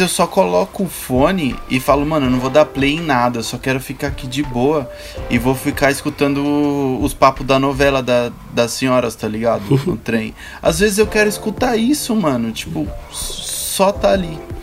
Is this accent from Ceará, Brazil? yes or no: yes; Ceará, Brazil; Que eu também sou nordestino, sou nascido lá, no, sou nascido no Ceará, cearense